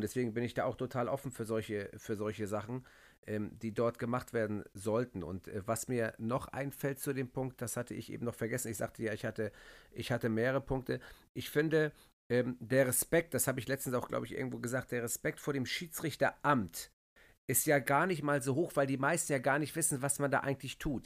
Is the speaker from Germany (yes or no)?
yes; Hamburg, Germany; bei uns in Hamburg